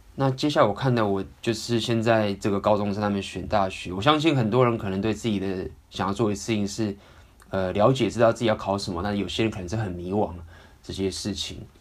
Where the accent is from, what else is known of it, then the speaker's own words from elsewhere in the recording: Taiwan; 因为毕竟我也是从小在台湾这样长大